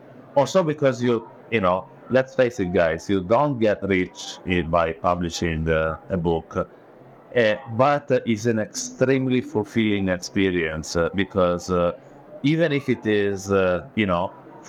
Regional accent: Italy; first language Italian; English is a second language; And the publisher then translated in Italian, which is my mother tongue.

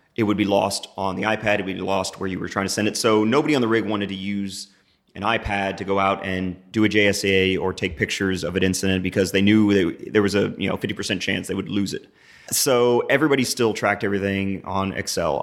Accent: New Braunfels, Texas, United States; I grew up in New Braunfels. I'm back here in the Hill Country

